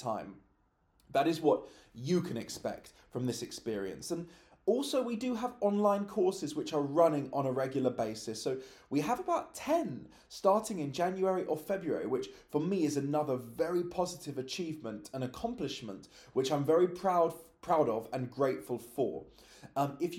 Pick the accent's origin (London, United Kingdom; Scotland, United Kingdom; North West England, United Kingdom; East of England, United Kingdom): London, United Kingdom; I was born and raised in London